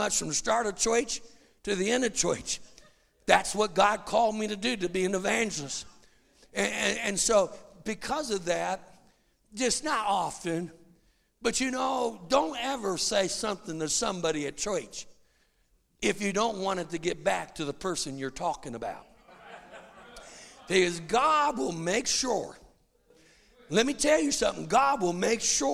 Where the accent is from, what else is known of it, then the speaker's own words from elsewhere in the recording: United States; I'm an American